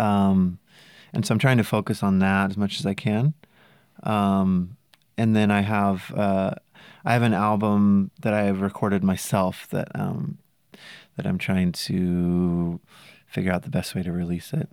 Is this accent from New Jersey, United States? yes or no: no; south of Mendocino, California, United States; south of there. Really small rural